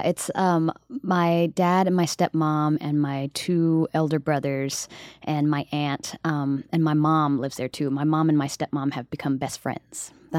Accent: Summerville, South Carolina, United States; also born or lived in Charleston, South Carolina; now in New York City, United States; I grew up in South Carolina.

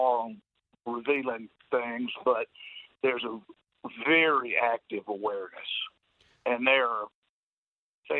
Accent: Mississippi, United States; I'm from Mississippi. I'm not from here.

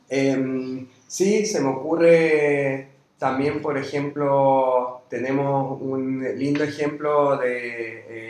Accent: Chile; moved away as an adult; now in Argentina; yo soy chileno, llegué hace cinco años y medio, seis, acá en Argentina

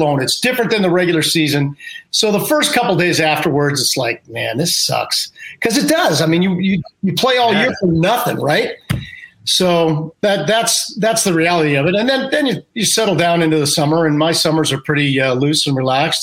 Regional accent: Minneapolis, Minnesota, United States; moved away; I'm from Minneapolis, Minnesota

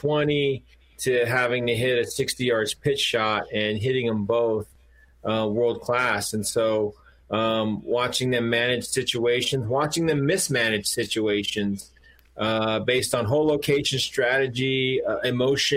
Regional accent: West Coast, United States; we're both from the West Coast

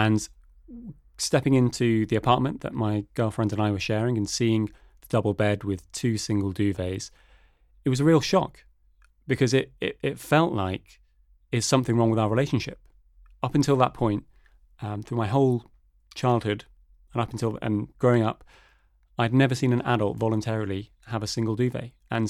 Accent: United Kingdom; now in Denmark; as you can probably tell from my accent, I'm originally from the UK

